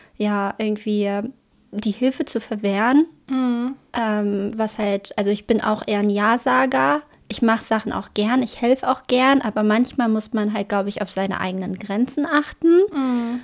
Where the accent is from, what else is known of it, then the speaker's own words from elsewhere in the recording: Braunschweig, Lower Saxony, Germany; accent: Braunschweiger Dialekt; Ich glaube, das ist mein Braunschweiger Dialekt. Das ist meine Braunschweiger Mundart.